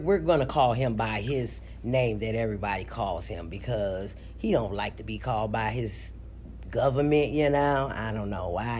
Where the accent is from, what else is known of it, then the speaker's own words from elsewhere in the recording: East St. Louis, Illinois, United States; now in Minneapolis, United States; I was born in St. Louis, Missouri, but I was raised in East St. Louis, Missouri. I now reside in Minneapolis, Minnesota